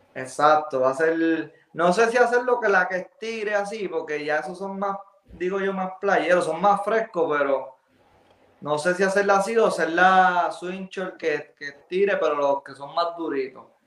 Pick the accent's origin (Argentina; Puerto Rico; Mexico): Puerto Rico; Arecibo; yo soy de Arecibo